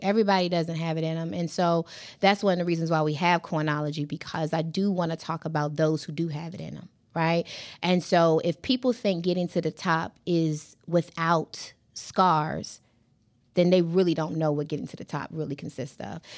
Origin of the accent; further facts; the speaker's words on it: Hampton, Virginia, United States; I remember being a little girl growing up on Shell Road. I'm from Hampton, Virginia